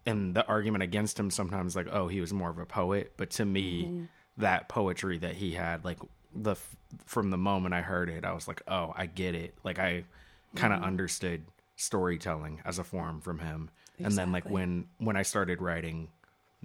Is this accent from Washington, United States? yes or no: yes; Seattle, Washington, United States; moved away; also born or lived in Virginia; growing up in Seattle